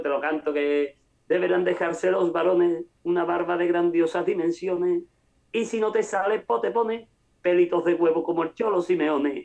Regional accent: Cádiz, Andalusia, Spain; somos arraigados a Cádiz, por eso somos de Cádiz

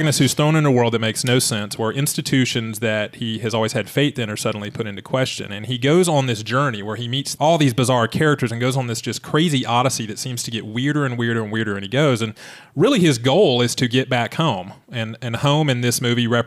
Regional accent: Atlanta, Georgia, United States; we're all from Atlanta. We record this in Atlanta

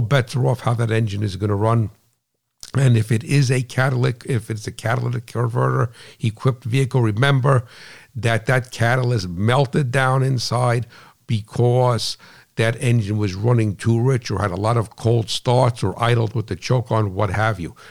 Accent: New Jersey, United States; I'm from New Jersey

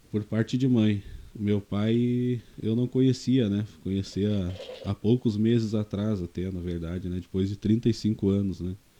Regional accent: Novo Hamburgo, Rio Grande do Sul, Brazil; also born or lived in São Leopoldo; eu nasci em São Leopoldo, né? Mas nós morávamos em Novo Hamburgo juntamente com a minha avó, né? E a gente teve uma infância um pouco difícil

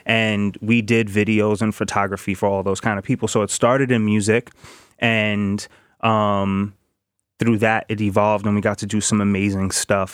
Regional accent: New York City, New York, United States; I grew up in the Bronx in the projects in Soundview

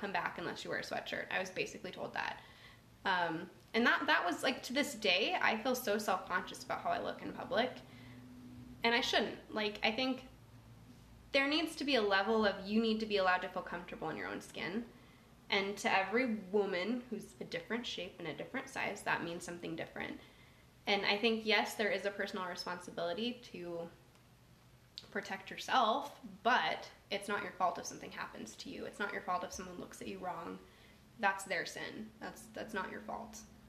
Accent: Minnesota, United States; from Minnesota, and at night I like to take out my most erotic turtleneck.

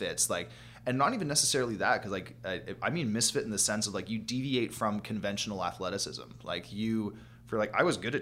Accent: Prince George, British Columbia, Canada; We live in Prince George at the time. We're like, we live in fucking winter wonderland out here.

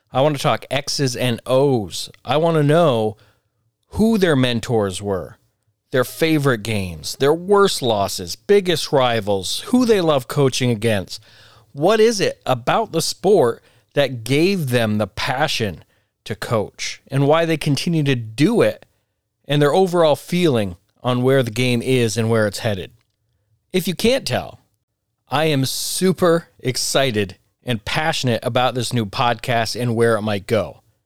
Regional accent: Vermont, United States; I grew up playing basketball in Vermont

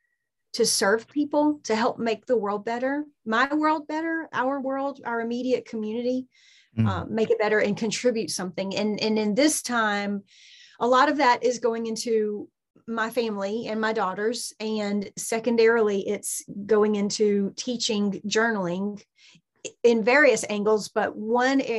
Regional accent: Southeast Georgia, United States; I am spent most of my life, as you can probably hear in my accent, in Southeast Georgia

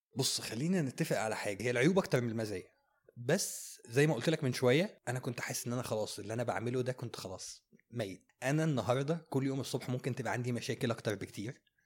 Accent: Egypt; احنا عندنا في مصر هنا

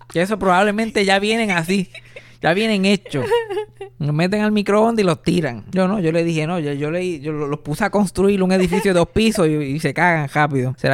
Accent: Puerto Rico; yo soy puertorriqueño.

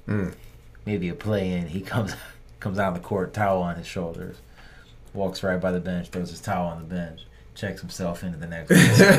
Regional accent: Cleveland, Ohio, United States; growing up in Cleveland

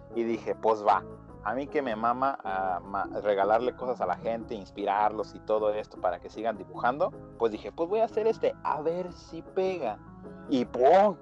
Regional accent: Mexico; los mexicanos

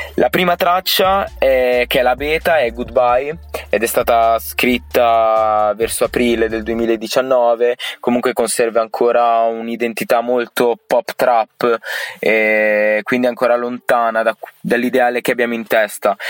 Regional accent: Alfonsine, Emilia-Romagna, Italy; sono di Alfonsini, un piccolo paesino in provincia di Ravenna

